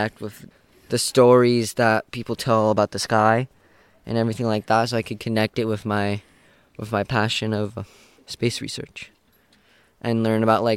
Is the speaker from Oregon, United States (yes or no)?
yes; Ashland, Oregon, United States; I'm from Ashland, Oregon